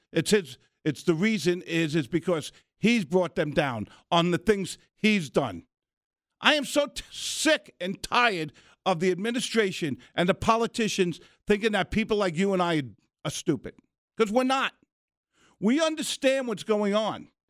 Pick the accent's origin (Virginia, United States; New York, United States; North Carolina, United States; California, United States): New York, United States; moved away; also born or lived in Arizona; I'm a New Yorker